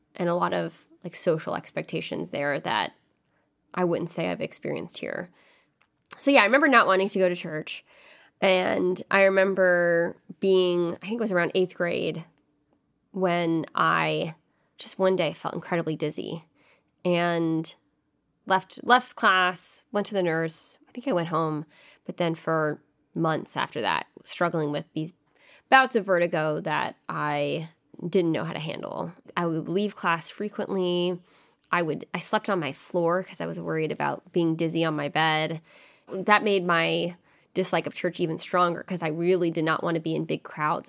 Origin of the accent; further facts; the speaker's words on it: The Woodlands, Texas, United States; moved away as an adult; now in Washington, D.C., United States; from the Woodlands, Texas, which is near Houston, and grew up there my whole life, same house